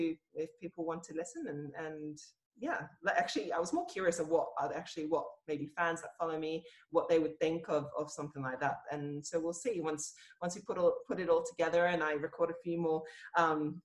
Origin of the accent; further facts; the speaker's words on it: Australia; also born or lived in Hungary; I was born in Australia and we went to Hungary when I was about five, lived there for about maybe a year or so. And then when we moved back to Australia, the primary school